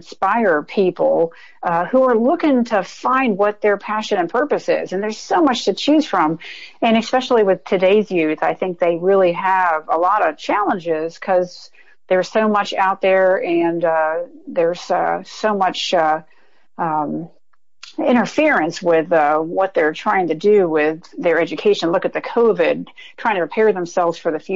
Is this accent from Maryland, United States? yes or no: yes; Ellicott City, Maryland, United States; I was born and raised in Ellicott City, Maryland, which is near Annapolis, where the Naval Academy is